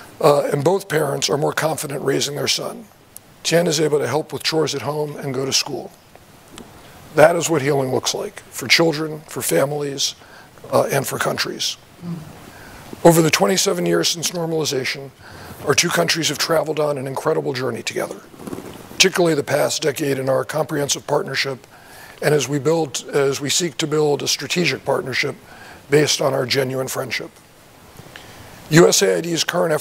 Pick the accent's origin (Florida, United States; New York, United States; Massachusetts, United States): New York, United States; also born or lived in Arlington, Virginia; growing up in New York